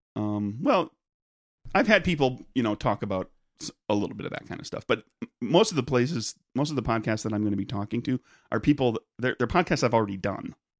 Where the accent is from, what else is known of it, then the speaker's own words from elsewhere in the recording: Peshtigo, Wisconsin, United States; Growing up in Peshtigo